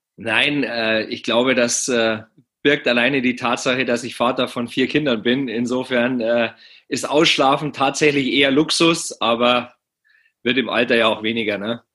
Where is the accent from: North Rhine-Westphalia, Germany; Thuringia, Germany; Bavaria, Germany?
Bavaria, Germany; Penzberg; in meiner Heimatstadt Penzberg.